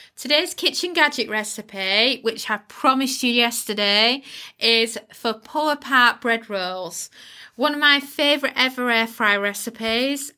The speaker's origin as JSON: {"language": "English", "country": "United Kingdom", "accent": "UK", "said": "if you live in the uk you can tell by my accent accent where i live"}